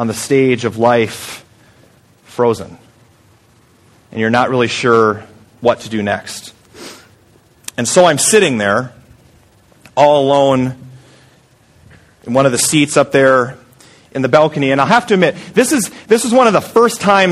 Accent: Story City, Iowa, United States; moved away; I'm just a small town guy from Story City, Iowa.

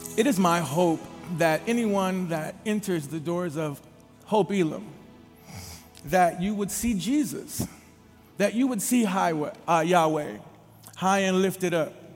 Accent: Minneapolis, Minnesota, United States; about 12 years old, growing up in the Twin Cities of Minneapolis and St. Paul

